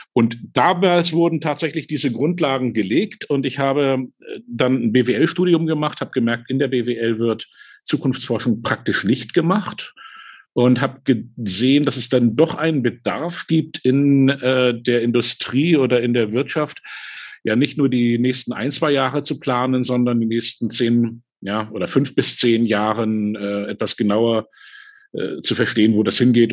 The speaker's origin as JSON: {"language": "German", "region": "Hamburg", "country": "Germany", "tie": "born or raised there", "said": "Ich bin nämlich aufgewachsen in Hamburg"}